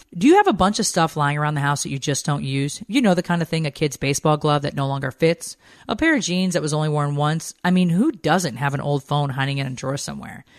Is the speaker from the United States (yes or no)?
yes; the North, United States; now in Atlanta, United States; I miss the people, I feel like, up north that are just, that I grew up